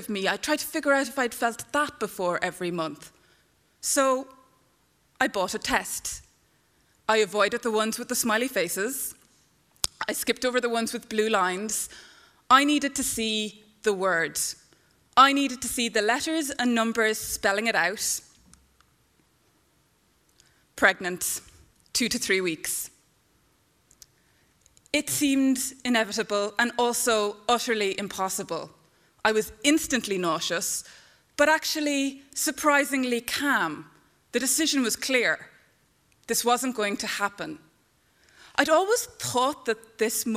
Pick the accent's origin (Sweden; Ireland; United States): Ireland; now in Canada; I'm Irish. I grew up in this country